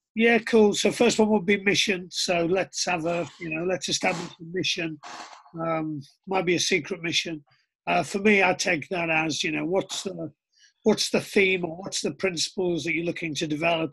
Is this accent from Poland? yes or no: no; Middlesbrough, North East England, United Kingdom; I was born in Middlesbrough in 1975